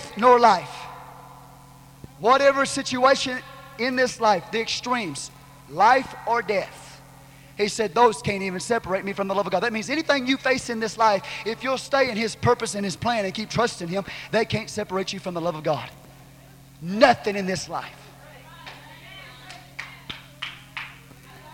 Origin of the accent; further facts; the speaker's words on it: Texas, United States; I'm a Texan